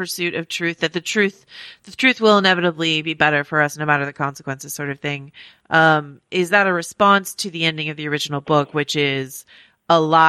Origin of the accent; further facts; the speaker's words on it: California, United States; I grew up in the Bay Area. I am afflicted, as is much of my generation and people from California, with saying like and you know a lot.